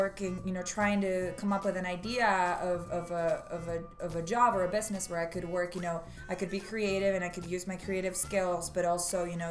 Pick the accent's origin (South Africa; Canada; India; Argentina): Argentina; Buenos Aires; moved away as an adult; now in Santa Barbara, United States; I am from Argentina, mm-hmm. Buenos Aires specifically, and I was raised there until I was 21